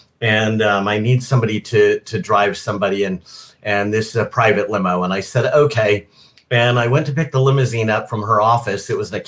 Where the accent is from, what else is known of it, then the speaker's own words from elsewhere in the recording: Bakersfield, California, United States; I hail from Bakersfield, California, which is known as Nashville West.